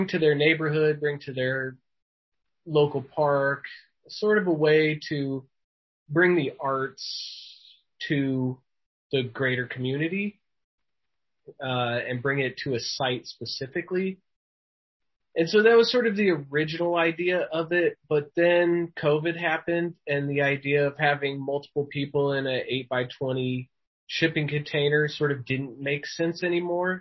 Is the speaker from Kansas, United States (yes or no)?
yes; Topeka, Kansas, United States; now in Omaha, United States; I live here in Omaha, Nebraska. I'm originally from Topeka, Kansas.